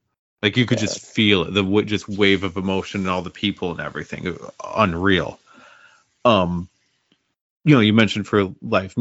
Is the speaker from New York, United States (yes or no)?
yes; Watertown, New York, United States; I grew up in Watertown, New York